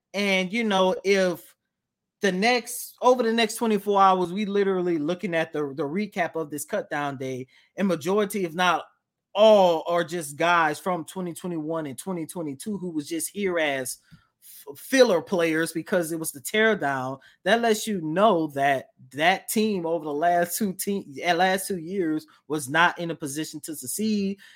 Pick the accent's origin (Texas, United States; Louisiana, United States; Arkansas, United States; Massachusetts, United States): Louisiana, United States; New Orleans; accent: New Orleans; my New Orleans accent come out